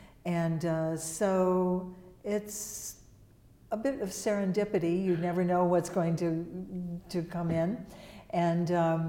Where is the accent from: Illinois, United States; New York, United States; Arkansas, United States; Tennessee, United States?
New York, United States; moved away as an adult; now in Washington, United States; I'm from New York State originally.